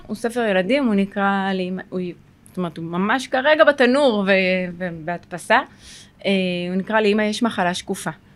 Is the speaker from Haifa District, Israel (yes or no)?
no; Sderot, Southern District, Israel; אני גרה בשדרות, נולדתי בשדרות